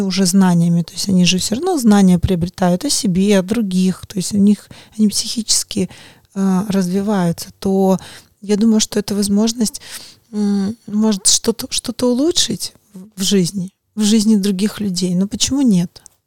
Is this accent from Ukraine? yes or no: no; Belarus; moved away; я выросла в другой стране, может быть, э, я сама из Беларуси